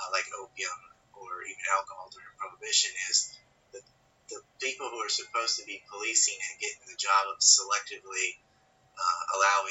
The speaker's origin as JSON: {"language": "English", "country": "United States", "moved": "yes", "lives_now": "Japan", "said": "my home country, the United States. I'm actually doing this from Japan."}